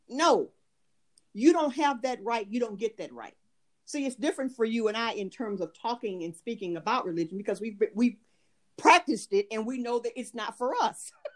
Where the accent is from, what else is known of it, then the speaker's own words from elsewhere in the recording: United States; moved away; I am an American, however, um, I do live abroad and have lived abroad for years.